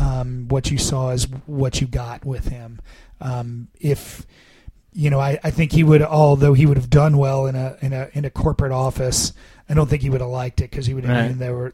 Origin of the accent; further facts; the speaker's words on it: Annandale, Virginia, United States; also born or lived in Fairfax, Virginia; I was born and raised in Annandale and Fairfax